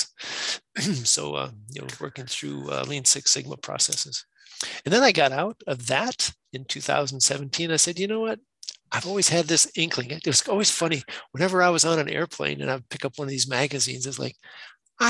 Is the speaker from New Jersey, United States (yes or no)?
no; Wisconsin, United States; I'm from Wisconsin. Went to high school up that way, went to the University of Wisconsin